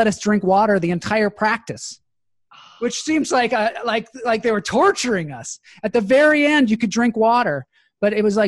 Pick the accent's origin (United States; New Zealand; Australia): United States; Seattle, Washington; I grew up in Seattle